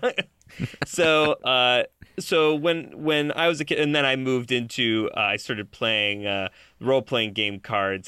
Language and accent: English; Buffalo, New York, United States; I grew up in Buffalo, New York